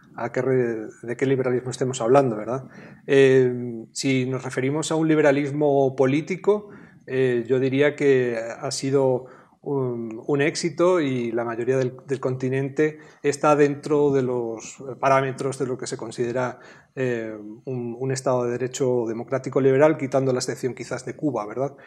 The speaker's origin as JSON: {"language": "Spanish", "country": "Spain", "said": "yo vengo de España"}